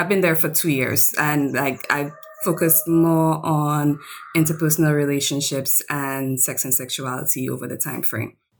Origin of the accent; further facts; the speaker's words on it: St. Lucia; also born or lived in Pennsylvania / Japan; I come from the Caribbean island of Saint Lucia